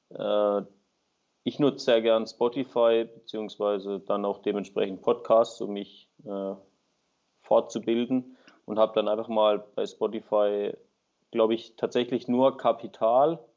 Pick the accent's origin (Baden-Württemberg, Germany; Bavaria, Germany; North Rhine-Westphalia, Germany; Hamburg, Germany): Baden-Württemberg, Germany; bin 28, komme aus dem Süden von Deutschland, in der Nähe von Freiburg, ein kleiner Ort bin dort äh, selbstständig tätig als Winzer